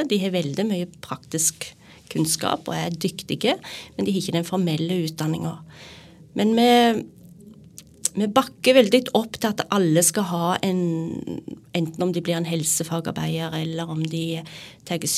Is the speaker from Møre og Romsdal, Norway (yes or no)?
no; Rogaland, Norway; now in Sandefjord, Norway; Når jeg flytta til Sandefjord så, fra Jæren